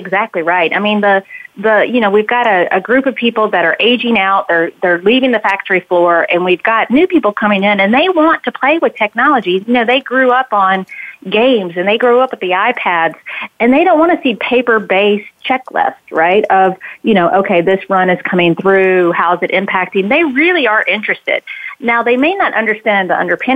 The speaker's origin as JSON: {"language": "English", "region": "South Carolina", "country": "United States", "moved": "yes", "said": "I'm from South Carolina originally, so I think I have a little bit of NASCAR redneck in me"}